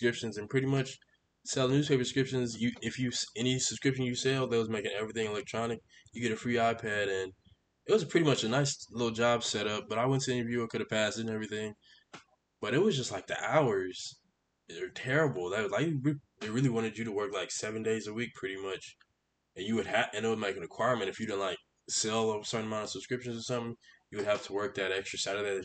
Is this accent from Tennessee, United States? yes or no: no; Houston, Texas, United States; moved away as an adult; now in Arkansas, United States; I am from Houston